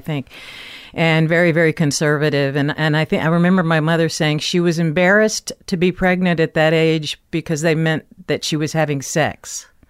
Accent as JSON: {"language": "English", "town": "Memphis", "region": "Tennessee", "country": "United States", "tie": "born or raised there", "moved": "yes", "said": "I come from Memphis, Tennessee. I was born there in nineteen forty-eight"}